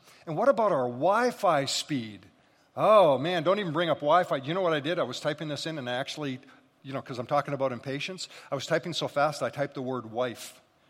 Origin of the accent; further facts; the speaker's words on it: Scotland, United Kingdom; So again, being Scottish and hungry, those two things are lethal together.